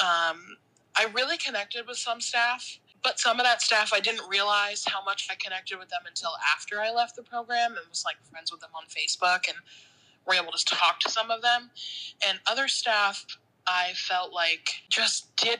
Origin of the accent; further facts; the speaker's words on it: Massachusetts, United States; I'm from Massachusetts